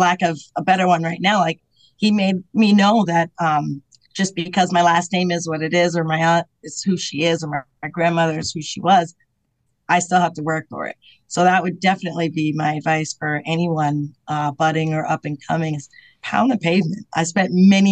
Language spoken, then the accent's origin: English; Portsmouth, New Hampshire, United States; also born or lived in Tucson, Arizona; I'm from New England where we're either shore towns, but very community-based